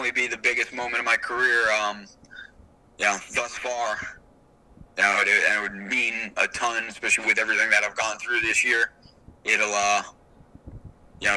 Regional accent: South Carolina, United States; my home state of South Carolina

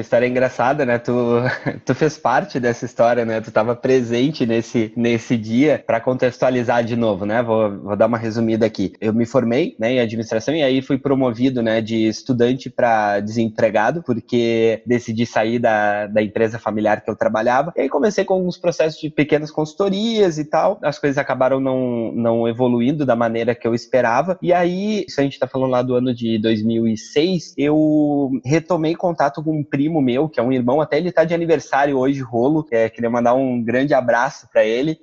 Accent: Porto Alegre, Rio Grande do Sul, Brazil; moved away as an adult; also born or lived in São Paulo; now in Recife, Brazil; Eu sou de Porto Alegre, nascido e criado em Porto Alegre

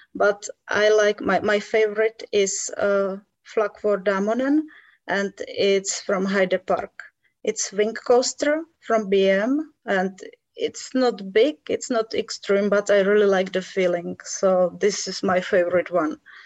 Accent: Czechia; I was born here and I still live here. So yes, all my life.

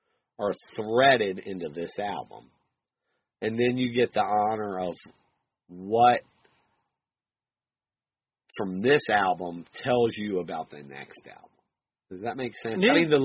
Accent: West Virginia, United States; I'm from West Virginia.

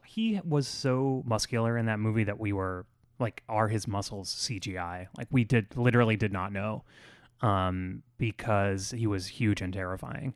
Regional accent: Florida, United States; I grew up in Florida in the nineties

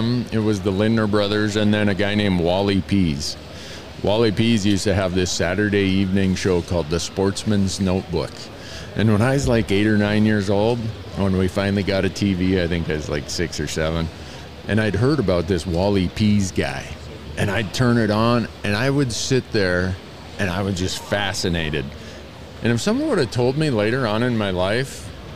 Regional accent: Big Falls, Minnesota, United States; now in Montana, United States; growing up in Big Falls, Minnesota, a little town

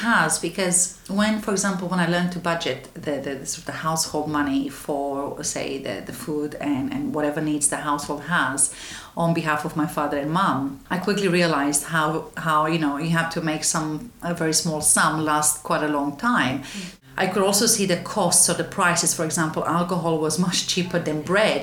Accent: Romania; now in London, United Kingdom; I was born in Romania in a small town in the west side of the country

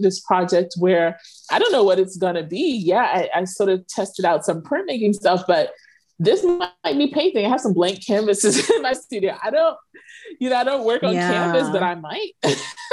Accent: New York City, New York, United States; moved away as an adult; also born or lived in Philadelphia / Galveston, Texas / North Carolina; now in Egypt; I'm actually from New York. I'm actually from Brooklyn

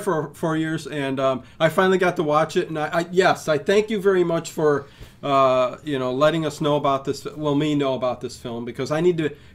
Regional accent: Cleveland, Ohio, United States; we're from Cleveland, Ohio

